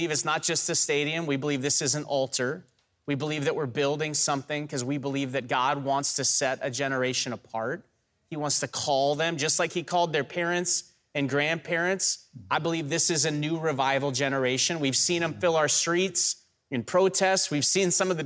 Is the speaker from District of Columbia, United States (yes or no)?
no; North Dakota, United States; I'm from North Dakota